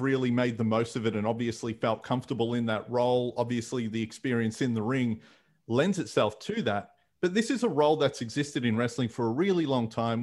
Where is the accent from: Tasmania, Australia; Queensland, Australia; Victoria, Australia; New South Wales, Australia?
Victoria, Australia; Fairfield; street festivals where I grew up in Fairfield